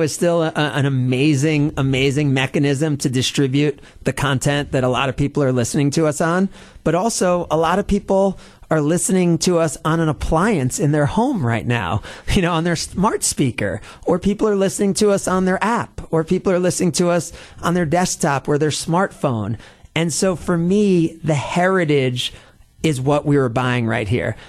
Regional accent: New Jersey, United States; now in Milwaukee, United States; I was a sports fan growing up in New Jersey

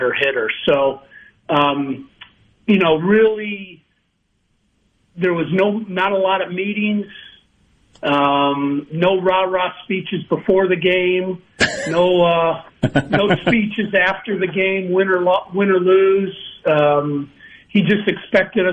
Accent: Chicago, Illinois, United States; moved away as an adult; also born or lived in Starkville, Mississippi; I grew up in Chicago

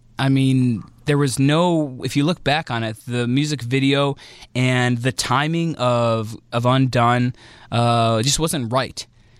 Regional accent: northern suburbs of Illinois, United States; I remember being a young lad who lived in the northern suburbs of Illinois

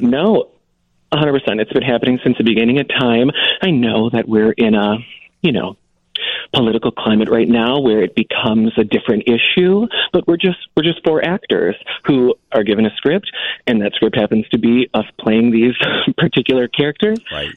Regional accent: Fraser, Michigan, United States; The Detroit area, Greater Detroit. Um, I grew up in Fraser.

